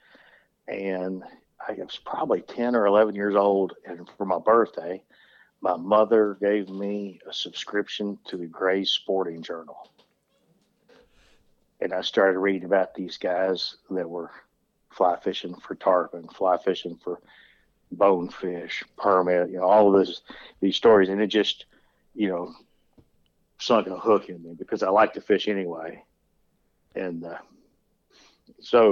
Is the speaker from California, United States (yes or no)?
no; West Kentucky, United States; I was born and raised in West Kentucky